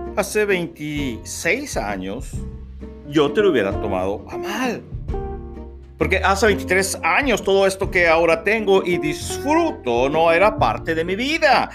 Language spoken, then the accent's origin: Spanish; Mexico; moved away as an adult; also born or lived in Arkansas, United States / Monterrey, Mexico; mi país, México